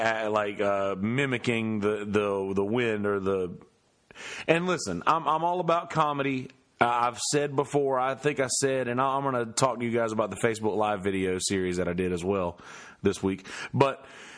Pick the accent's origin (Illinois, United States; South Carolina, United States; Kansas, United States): South Carolina, United States; Bennettsville; now in Myrtle Beach, United States; my hometown of Bennettsville